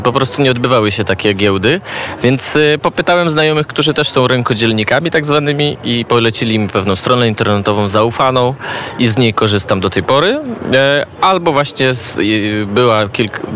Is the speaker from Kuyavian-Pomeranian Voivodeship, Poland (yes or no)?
no; Częstochowa, Silesian Voivodeship, Poland; moved away as an adult; also born or lived in Kraków / Israel; now in Lublin, Poland; Pochodzę z Częstochowy, a mieszkam od czterech lat w Lublinie